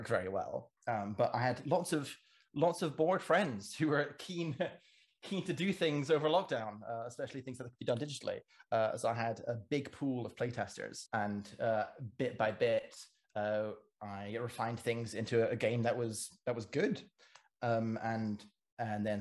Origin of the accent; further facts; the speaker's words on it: Cayman Islands; also born or lived in England; now in Edinburgh, United Kingdom; I grew up in the Cayman Islands and studied classics and ancient history over in England. And now I'm living in Edinburgh